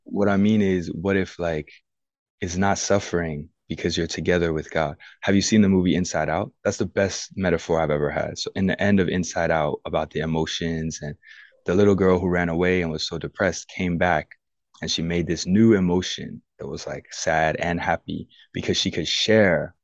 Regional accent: United States; I'm American through and through

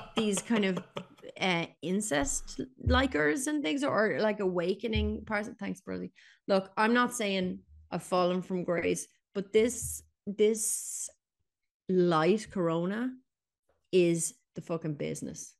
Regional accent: Ireland

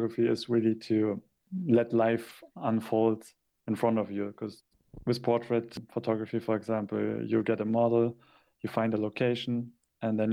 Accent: Hamburg, Germany; English is a second language; also born or lived in Japan; I struggle a lot with doing street photography in my hometown

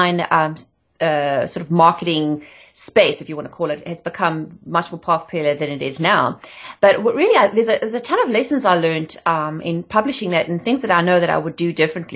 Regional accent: South Africa; moved away as an adult; also born or lived in England; I'm not from around here. I'm from South Africa originally

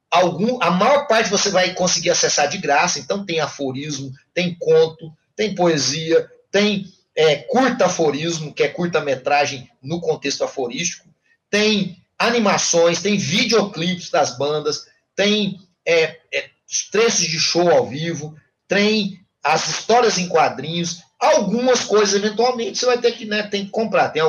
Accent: Ituiutaba, Minas Gerais, Brazil; now in Goiânia, Brazil; Eu sou imortal em Tutaba

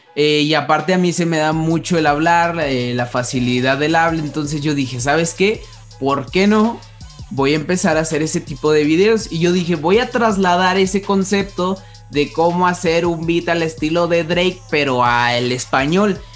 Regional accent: Mexico; nosotros como mexicanos

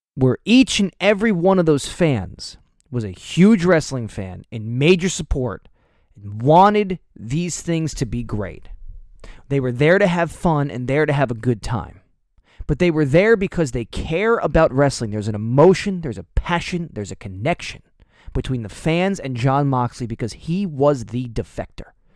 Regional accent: New Jersey, United States; We're from New Jersey.

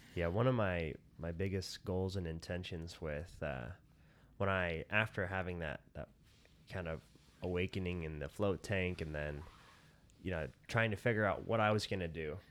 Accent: Colorado City, Arizona, United States; moved away as an adult; also born or lived in Centennial Park, Arizona / Salt Lake City, Utah / Las Vegas, Nevada; I grew up in Colorado City and, uh, then when I was twelve, we moved to Centennial Park, just across the hill.

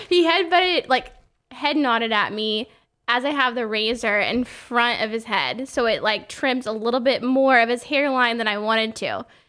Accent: Oklahoma, United States; born or raised there; moved away

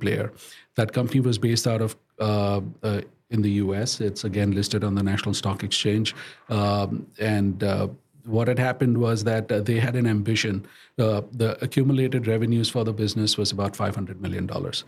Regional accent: India; moved away; I was born and brought up in India

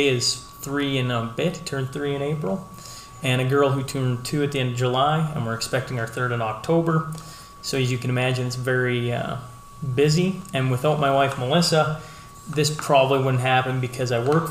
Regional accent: Hillmont, Saskatchewan, Canada; moved away as an adult; now in Lloydminster, Canada; I was born and raised in Hillmont, Saskatchewan, which most of you know is just northeast of Lloydminster

